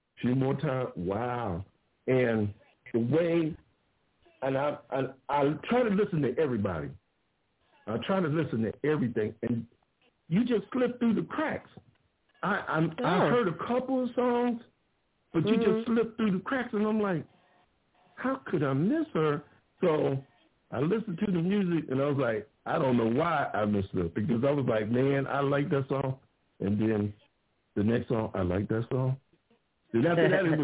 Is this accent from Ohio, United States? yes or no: yes; Ohio, United States; now in Grand Prairie, United States; I'm in Texas right now, but I was born in Ohio